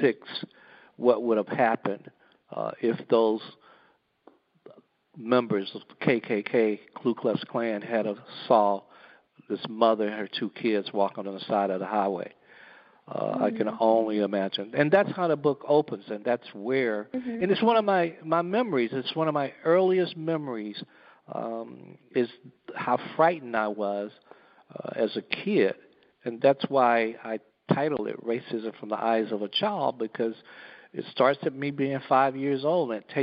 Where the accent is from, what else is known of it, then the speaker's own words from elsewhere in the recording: Gadsden, Alabama, United States; I grew up in Gadsden, Alabama, a little small town, about 25,000 people.